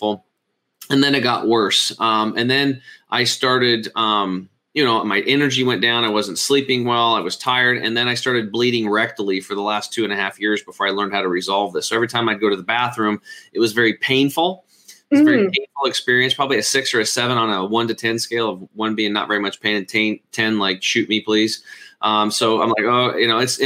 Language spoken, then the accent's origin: English; Eastern Oregon, United States; born or raised there